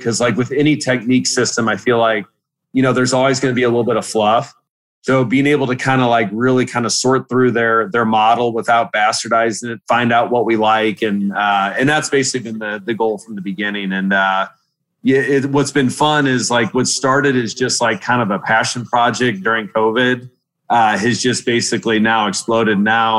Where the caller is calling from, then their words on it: Troy, Missouri, United States; We are in Troy, Missouri. So right outside St. Louis.